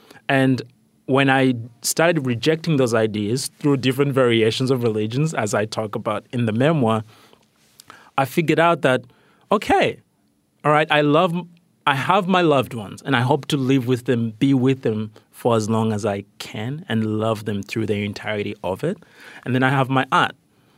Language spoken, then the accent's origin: English; Rwanda; also born or lived in Malawi / Tanzania; started questioning the kind of moralistic Christianity that has been imposed by colonialism where I grew up in Rwanda and Malawi and Tanzania